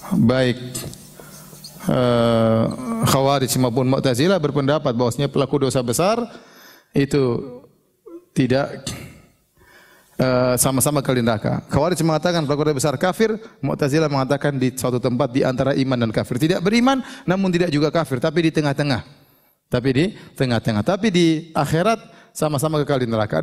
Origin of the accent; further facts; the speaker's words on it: Papua, Indonesia; kita datang dari kampung dari Papua